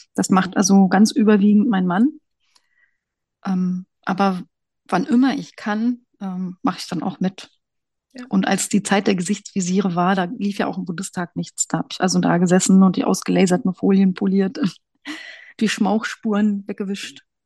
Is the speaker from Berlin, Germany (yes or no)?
no; Brandenburg, Germany; moved away as an adult; also born or lived in Hesse / England / Fürstenberg an der Havel; Ich komme aus Brandenburg